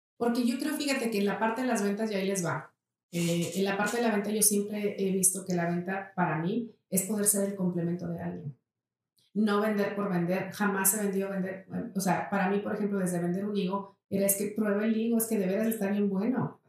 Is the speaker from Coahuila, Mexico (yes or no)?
yes; Saltillo, Coahuila, Mexico; yo nací aquí en Saltillo. Uno de mis, de mis grandes anhelos era no vivir en Saltillo cuando yo era una chava